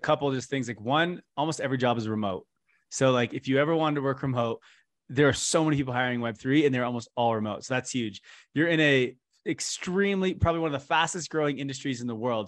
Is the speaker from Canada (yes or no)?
yes; Canada; I'm from Canada